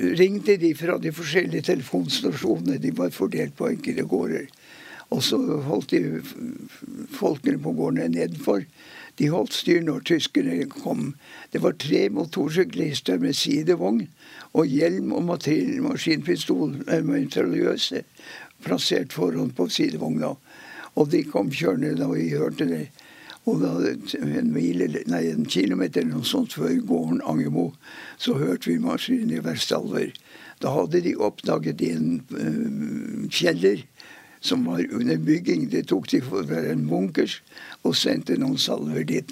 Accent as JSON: {"language": "Norwegian", "town": "Mosjøen", "region": "Nordland", "country": "Norway", "tie": "born or raised there", "said": "Jeg er født i Mosjøen i 1928"}